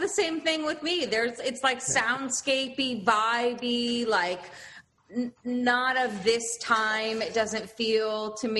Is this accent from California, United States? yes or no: yes; Los Angeles, California, United States; moved away as an adult; also born or lived in New York City; now in London, United Kingdom; Well, I grew up in Los Angeles, and then I lived in New York City for like 10 years or so. And then I moved back to Los Angeles with my husband, who's English.